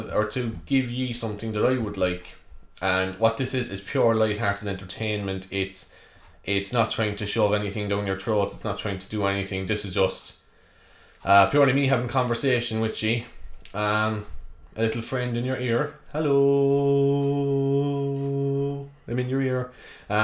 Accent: Cork, Munster, Ireland; if you haven't guessed by the accent already, I'm from Cork

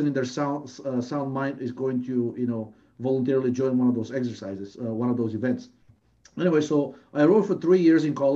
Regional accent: Bulgaria; moved away as an adult; now in United States; I'm originally from Bulgaria

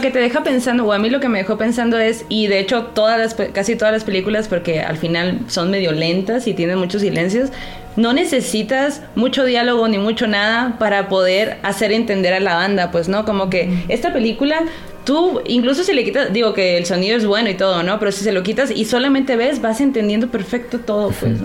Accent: Sonora, Mexico; yo que soy de Sonora

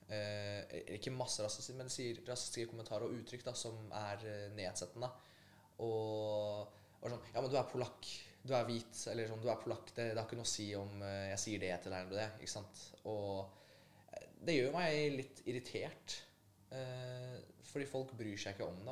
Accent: Oslo, Norway; also born or lived in Poland; oppveksten min her på, i Oslo

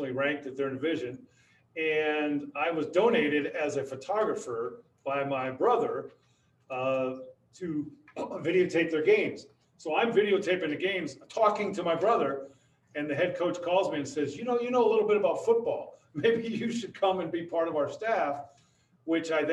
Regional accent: Hayward, California, United States; moved away as an adult; now in Las Vegas, United States; I grew up in the East Bay of the San Francisco Bay Area in a city called Hayward

